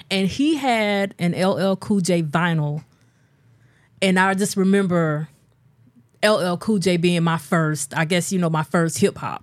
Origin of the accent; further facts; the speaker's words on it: a small South Carolina city, United States; I grew up in Little Small, South Carolina City